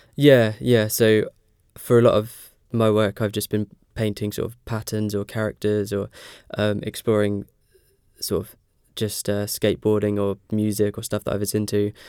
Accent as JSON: {"language": "English", "town": "Ipswich", "region": "East of England", "country": "United Kingdom", "moved": "as an adult", "lives_now": "Norwich, United Kingdom", "said": "I'm from Ipswich"}